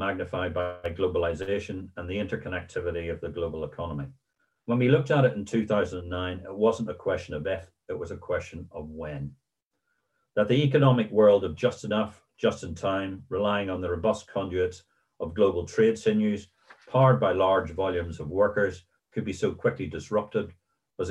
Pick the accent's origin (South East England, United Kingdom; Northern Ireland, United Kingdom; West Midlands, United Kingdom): Northern Ireland, United Kingdom; Ballyclare; in my hometown of Ballyclare